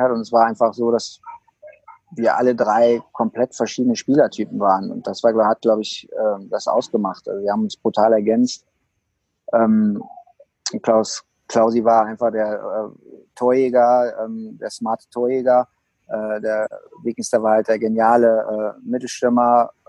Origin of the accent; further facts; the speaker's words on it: Düsseldorf, North Rhine-Westphalia, Germany; Ja gut, Bremenstraße war für mich eigentlich meine Heimat, weil meine, meine Eltern hatten das Restaurant direkt am Eisstadion.